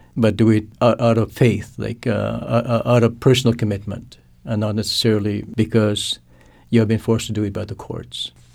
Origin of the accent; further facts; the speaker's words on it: Canada; first language Cree; English is a second language; my first language is Cree. My culture is Cree. That means that I grew up in a traditional way through hunting, fishing, and gathering activities of my, of my community